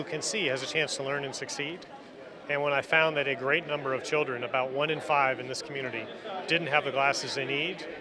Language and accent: English; Michigan, United States; moved away; I grew up in Michigan. For me, it's coming home